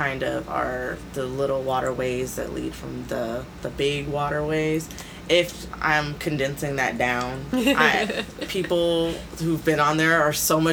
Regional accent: California, United States; now in Des Moines, United States; I'm originally from California

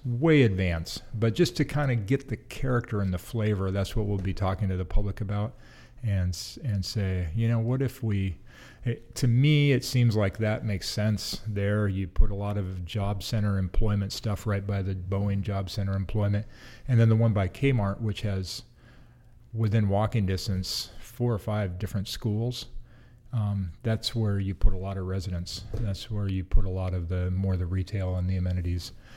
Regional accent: Des Moines, Washington, United States; I grew up in Des Moines, which is, you know, basically South Seattle, um, getting close to Tacoma.

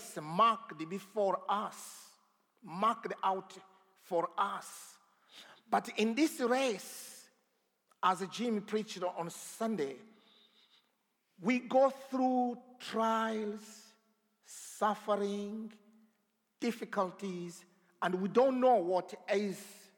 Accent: DR Congo; moved away; I come from the Congo, the Democratic Republic of Congo. I don't know how democratic it is, but here you go. So I grew up, I was born in a very remote place

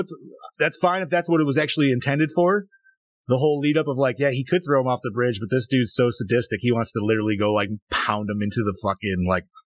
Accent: New York, United States; Dude, you know how many times I tell people I'm from New York and they're like, oh, New York City? I'm like, nah.

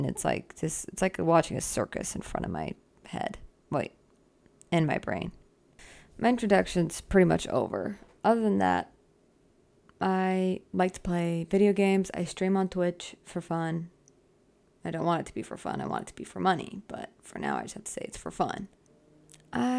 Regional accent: Arizona, United States; also born or lived in Southern California; now in California, United States; I grew up in Arizona, and now I live in California, Southern California

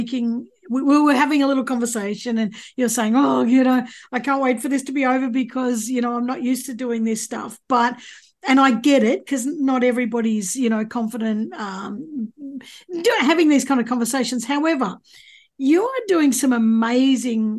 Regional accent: Gippsland, Victoria, Australia; I'm from Gippsland

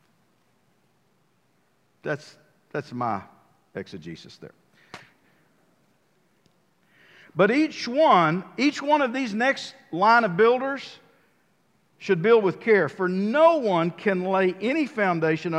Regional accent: United States; I'm a builder from the United States

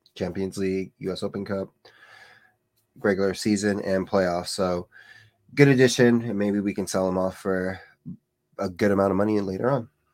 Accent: California, United States; I am a Californian boy.

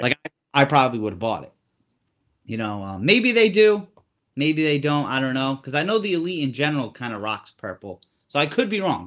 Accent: Rhode Island, United States; I'm from Rhode Island

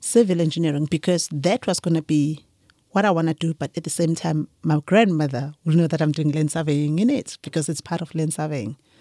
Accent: Ulundi, KwaZulu-Natal, South Africa; I grew up from, um, Mahlabathini, Ulundi

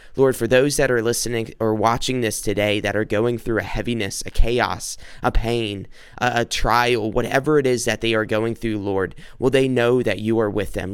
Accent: South Carolina, United States; now in Macomb, United States; I'm from South Carolina. Currently, I'm I'm living in Michigan, in Macomb, Michigan

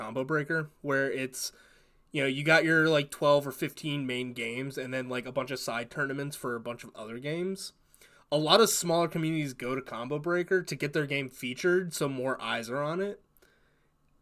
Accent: Tampa, Florida, United States; we're from Florida, but we're from the Tampa, Florida region.

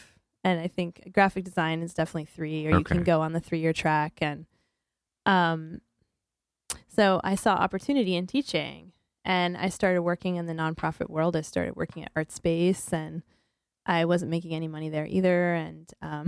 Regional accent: Montrose, Pennsylvania, United States; moved away as an adult; also born or lived in Cleveland, Ohio; now in New Haven, United States; I'm from Pennsylvania.

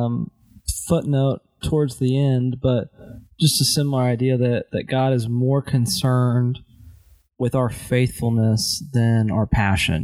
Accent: United States

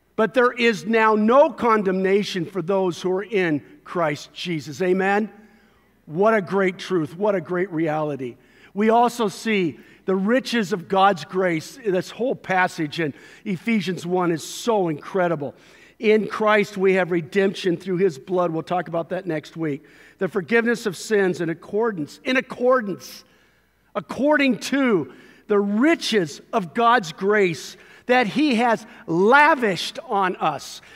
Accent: Costa Mesa, California, United States; the neighborhood, uh, where I grew up in Costa Mesa, or spent a lot of years in Costa Mesa

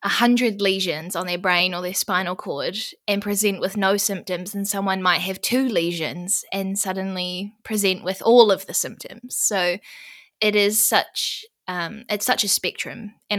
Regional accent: New Zealand; I'm from New Zealand, if you can't tell from my accent already.

